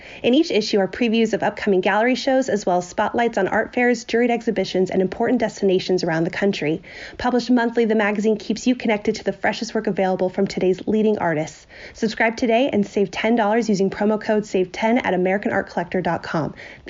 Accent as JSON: {"language": "English", "town": "Los Angeles", "region": "California", "country": "United States", "moved": "yes", "lives_now": "Ohio, United States", "said": "I'm originally from Los Angeles, so having to get used to humidity has been not great."}